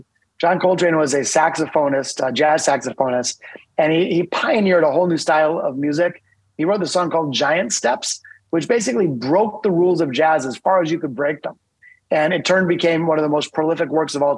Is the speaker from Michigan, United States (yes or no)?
yes; Detroit, Michigan, United States; I'm from Detroit